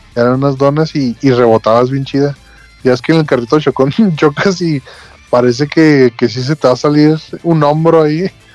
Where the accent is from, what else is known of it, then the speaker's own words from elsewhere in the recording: Ciudad Juárez, Chihuahua, Mexico; moved away; Yo soy norteño. Del, de exactamente la punta. No hay una ciudad más arriba de Juárez.